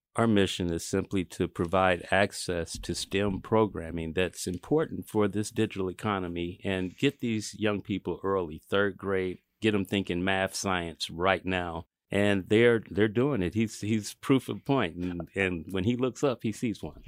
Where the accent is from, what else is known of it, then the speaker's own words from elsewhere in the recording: Kansas City, United States; we're all here from Kansas City, Kansas, and Kansas City, Missouri